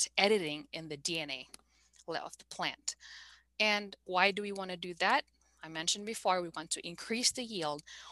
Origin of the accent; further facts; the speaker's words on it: Bogor, West Java, Indonesia; moved away; also born or lived in Malaysia / Indianapolis / Montreal / Vancouver; I'm from Bogor, by the way, Bogor, West Java.